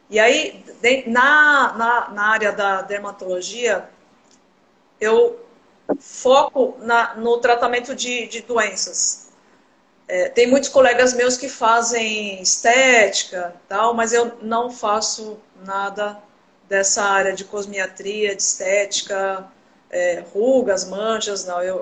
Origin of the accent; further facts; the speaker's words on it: São Paulo, Brazil; moved away as an adult; now in Cuiabá, Brazil; Eu atuo aqui em Cuiabá, Mato Grosso. Eu sou de São Paulo, na verdade, né? Eu me formei na Universidade de São Paulo.